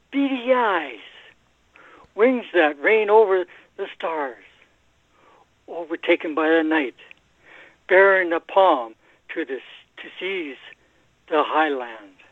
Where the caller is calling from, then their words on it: Edmonton, Alberta, Canada; Oh yeah, I'm up here. Uh, I live outside Edmonton, Alberta, Canada.